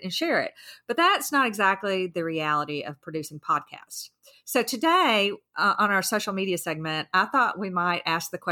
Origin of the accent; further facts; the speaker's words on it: the South, United States; I'm from the South